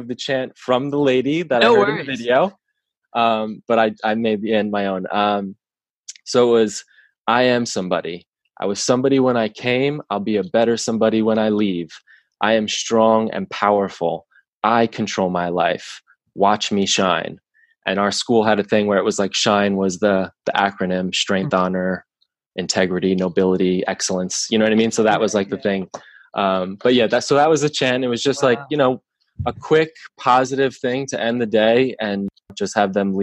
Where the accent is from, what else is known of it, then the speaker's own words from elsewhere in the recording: Long Island, New York, United States; I grew up, I'm born and raised on Long Island